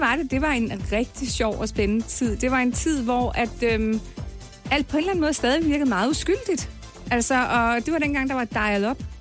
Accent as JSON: {"language": "Danish", "area": "North Zealand", "region": "Capital Region of Denmark", "country": "Denmark", "tie": "born or raised there", "also_born_or_lived": "Copenhagen / Scotland / Kvistgård", "said": "jeg er faktisk født i København, og boede i, i, i fire år i København. Og så rykkede jeg så til øh, Nordsjælland senere"}